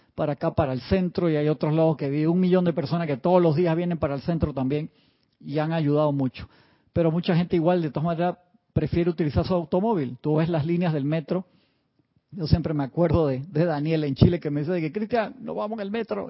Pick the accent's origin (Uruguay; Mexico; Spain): Uruguay; now in Panama; cuando era pequeño en Uruguay